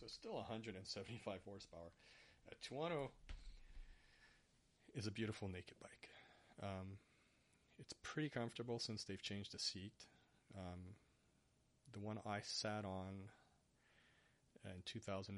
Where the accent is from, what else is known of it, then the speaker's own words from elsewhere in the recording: Canada; first language English; I'm Canadian